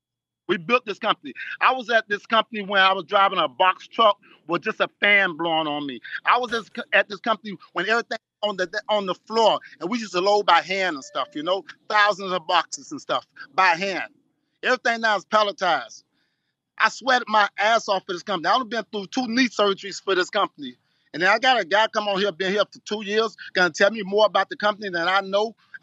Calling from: Miami, Florida, United States; Me, I'm coming from Miami.

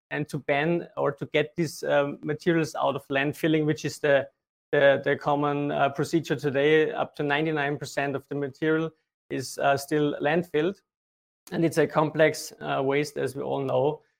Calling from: Linz, Upper Austria, Austria; I'm joining in from Linz in Austria.

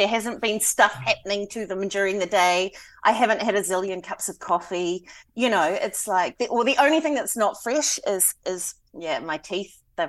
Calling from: Hastings, Hawke's Bay, New Zealand; I'm coming from Hastings City in Hawke's Bay, New Zealand.

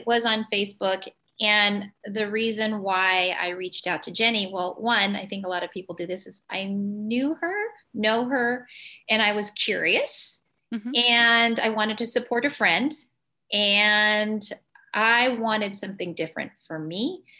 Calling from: San Diego, California, United States; also born or lived in Illinois; I'm calling in from San Diego, California.

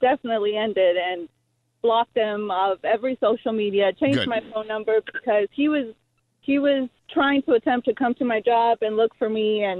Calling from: Charlottesville, Virginia, United States; Hey, yeah, I'm calling from Charlottesville, Virginia.

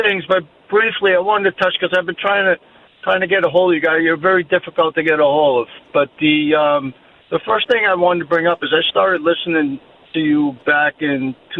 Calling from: Charlotte, North Carolina, United States; Hey, Dan, I'm calling from Charlotte.

